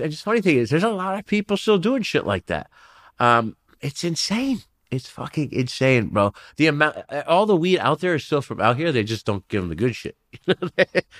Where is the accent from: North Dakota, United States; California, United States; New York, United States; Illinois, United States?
New York, United States; New York City; now in Los Angeles area, United States; so I'm from New York. I'm born in Flushing, Queens originally